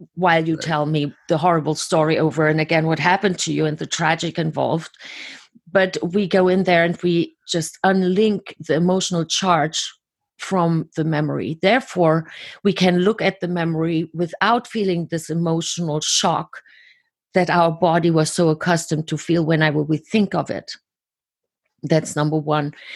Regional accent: Germany; I was born and raised in Germany.

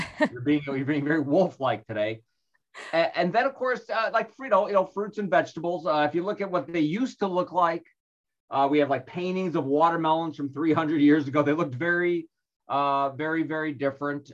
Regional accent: Chicago, Illinois, United States; moved away; I'm originally from Chicago and we used to live back there

